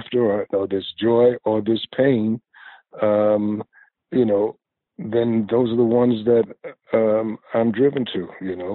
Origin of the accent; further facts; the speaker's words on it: New York City, New York, United States; I grew up in Greenwich Village